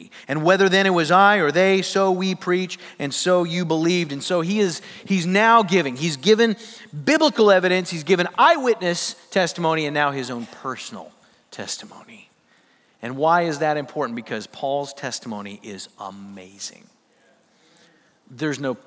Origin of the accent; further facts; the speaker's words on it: Sioux Falls, South Dakota, United States; I grew up in Sioux Falls, South Dakota.